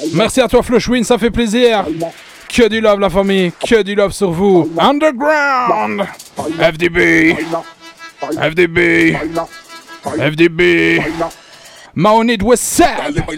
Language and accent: French; Charleroi, Wallonia, Belgium; Je viens de Charleroi, la famille